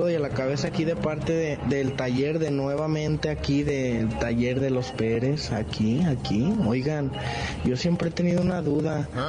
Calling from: Maltrata, Veracruz, Mexico; Un saludo aquí hasta Maltrata, Veracruz, con este calor que está haciendo

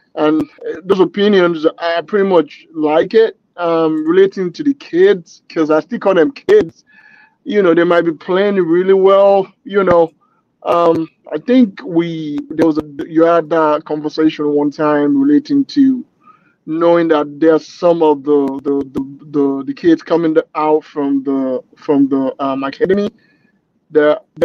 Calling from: Chicago, Illinois, United States; From Chicago. Chicago. Illinois.

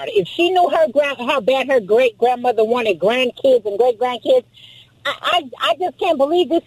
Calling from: Lakewood, California, United States; uh, Lakewood, California.

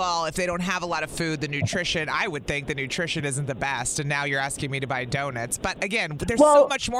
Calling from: Milwaukee, Wisconsin, United States

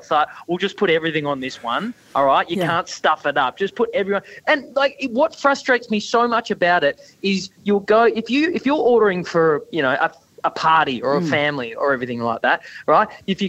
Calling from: Brisbane, Queensland, Australia; I'm calling you from the river city of Brisbane.

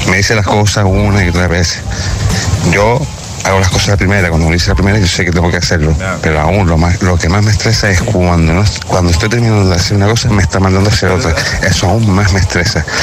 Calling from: Las Palmas de Gran Canaria, Canary Islands, Spain; agitadores … de Las Palmas de Gran Canaria.

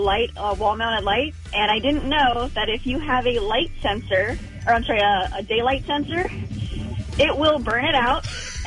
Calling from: Huntington Beach, California, United States; I'm calling from Huntington Beach.

